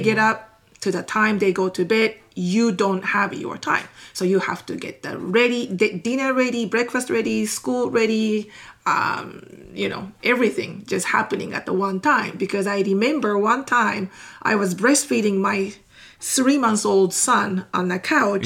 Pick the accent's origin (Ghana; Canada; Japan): Japan; English is a second language; moved away as an adult; now in Texas, United States; I am 100% Japanese. So okay. that means I am born and raised in Japan